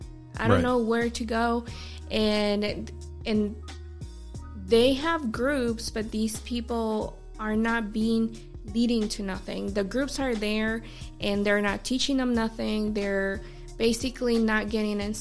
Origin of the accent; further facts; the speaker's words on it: California, United States; now in South Carolina, United States; I'm from California.